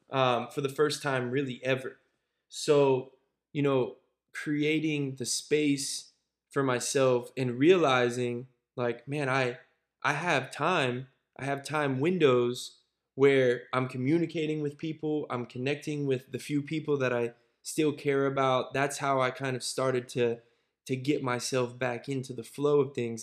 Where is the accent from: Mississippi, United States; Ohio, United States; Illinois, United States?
Ohio, United States; Cincinnati; also born or lived in Brandon, Florida / Pittsburgh; it then took me to Cincinnati, where I spent years like six, I think, through eighteen